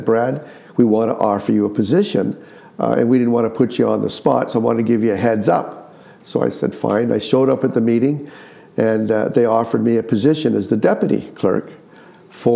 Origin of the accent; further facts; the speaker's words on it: Woodstock, Ontario, Canada; moved away as an adult; now in Petrolia, Canada; I grew up in Woodstock, and my wife, Wendy, her father was the mayor of Woodstock